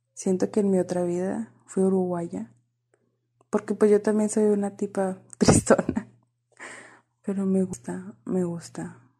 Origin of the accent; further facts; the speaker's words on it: border with the United States, northern Mexico, Mexico; accent: northern Mexican (norteña); con este acento mexicano del norte del país, siempre tengo que aclarar eso porque luego creen que soy chilanga y no hay. Qué horror, norteña. Frontera con Estados Unidos